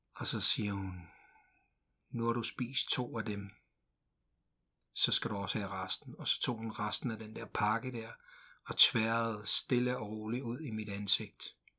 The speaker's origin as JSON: {"language": "Danish", "town": "Ringsted", "region": "Zealand", "country": "Denmark", "tie": "born or raised there", "also_born_or_lived": "Glumsø", "said": "Min mor flyttede til Ringsted, øh, og jeg kan huske, at, øh, vi kørte i sådan en lille flyttebil, øh, fra Glumsø"}